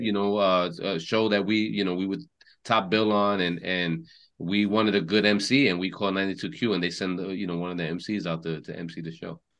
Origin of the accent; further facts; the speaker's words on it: New York, United States; parents are both born, raised in Puerto Rico, and and you know we we grew up in New York, so we consider ourselves New Yorkers